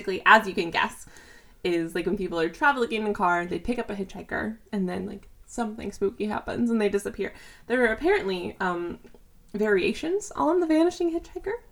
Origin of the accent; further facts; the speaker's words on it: Fort Worth, Texas, United States; I am from Fort Worth-ish